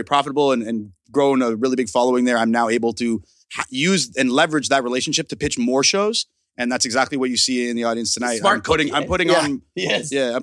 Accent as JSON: {"language": "English", "town": "Toronto", "region": "Ontario", "country": "Canada", "tie": "born or raised there", "said": "Scarborough. I grew up in Scarborough."}